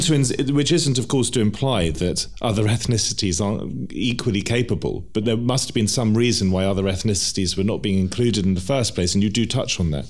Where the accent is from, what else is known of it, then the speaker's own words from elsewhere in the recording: England, United Kingdom; as English people